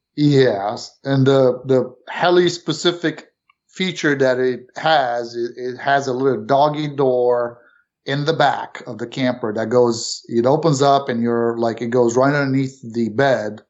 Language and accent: English; Romania; also born or lived in New York City, United States / Florida, United States / South Carolina, United States; now in Canton, Ohio, United States; originally born not in this country. Mm-hmm. Um, Went, you know, family moved to New York City from Romania